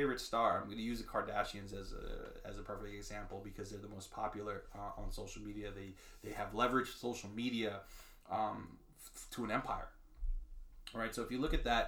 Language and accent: English; New York, United States; growing up in New York, you know, in urban areas